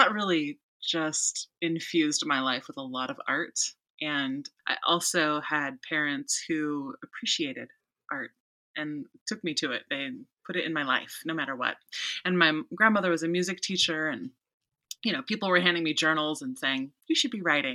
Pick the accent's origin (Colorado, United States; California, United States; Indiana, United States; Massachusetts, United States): California, United States; Central; moved away; also born or lived in Dallas; I'm from Central California, which is on the unceded territory of the Chumash. And I loved living near the sea